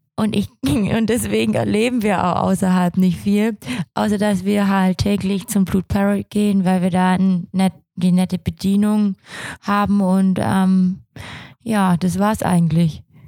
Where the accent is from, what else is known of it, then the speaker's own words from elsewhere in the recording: Swabia, Germany; ich bin Schwabe